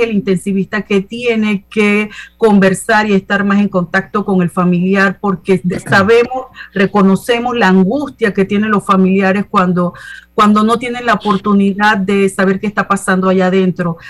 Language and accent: Spanish; Panama City, Panama; me crié en Ciudad Radial, tuve la oportunidad y la bendición de haber nacido en Panamá